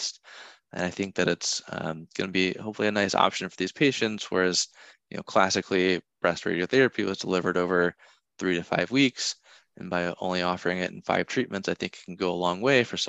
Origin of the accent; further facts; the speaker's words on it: Kansas, United States; moved away as an adult; now in Chapel Hill, United States; I'm from Kansas